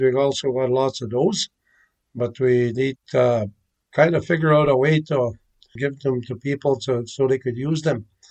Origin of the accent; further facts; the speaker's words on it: Île-à-la-Crosse, Saskatchewan, Canada; I'm from Isle of Cross. I grew up here